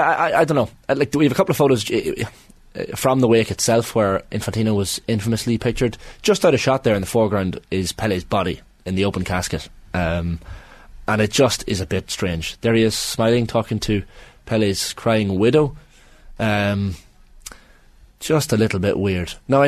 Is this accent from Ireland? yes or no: yes; Monaghan, County Monaghan, Ireland; Monaghan Town, County Monaghan.